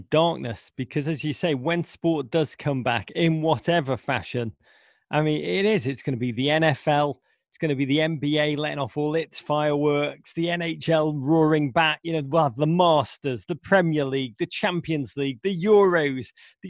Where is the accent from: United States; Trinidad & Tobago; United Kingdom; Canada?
United Kingdom; England; growing up in England in the 1980s.